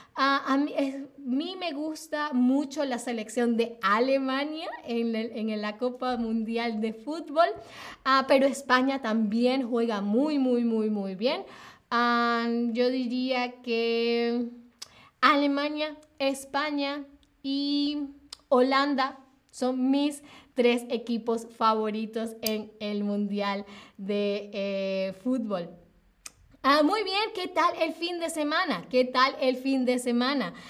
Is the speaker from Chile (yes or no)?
no; Venezuela; now in Berlin, Germany; soy de Venezuela